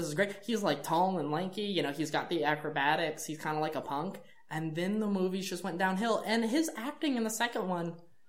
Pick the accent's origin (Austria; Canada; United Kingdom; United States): United States; I am an American.